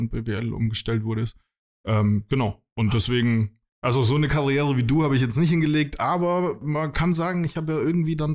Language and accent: German; Würzburg, Bavaria, Germany; also ich komme aus der Gegend um Würzburg.